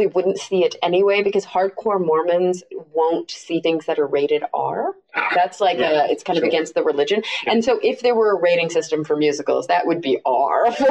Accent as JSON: {"language": "English", "region": "Texas", "country": "United States", "tie": "born or raised there", "also_born_or_lived": "Los Angeles", "moved": "yes", "said": "I grew up in the Bible Belt, as they call it, in the South, in Texas."}